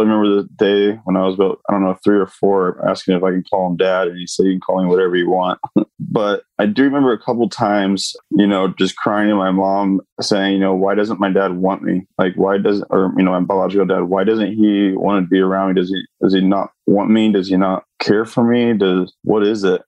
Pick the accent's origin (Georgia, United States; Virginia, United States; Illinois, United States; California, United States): California, United States; Laguna Hills; I grew up in Laguna Hills, California.